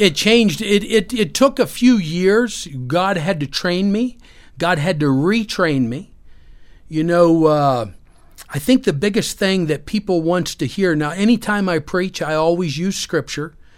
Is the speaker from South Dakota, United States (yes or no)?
no; Pennsylvania, United States; also born or lived in Orlando, Florida; we moved back to my hometown in Pennsylvania.